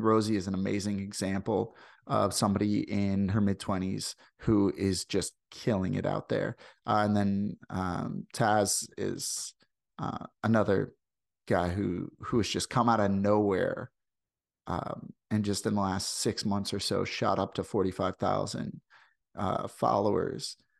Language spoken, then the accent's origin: English; St. Louis, Missouri, United States; accent: Midwestern; now in Canada; I come from Saint Louis. I come from, like, the, the, the, like, line between th, the southern United States and, and the rest of the country